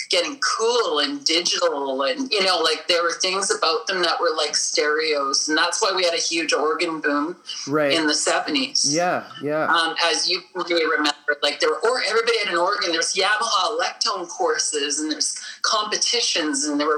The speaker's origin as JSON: {"language": "English", "town": "Winnipeg", "region": "Manitoba", "country": "Canada", "tie": "born or raised there", "said": "I'm from Winnipeg"}